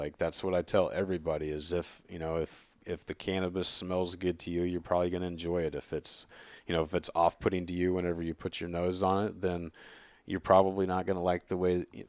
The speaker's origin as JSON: {"language": "English", "region": "Oregon", "country": "United States", "said": "I come from Oregon, where there's a complete oversaturation of product in the marketplace."}